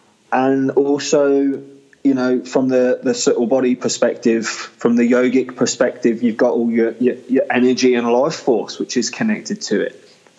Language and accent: English; England, United Kingdom; I am a lad, I'm from England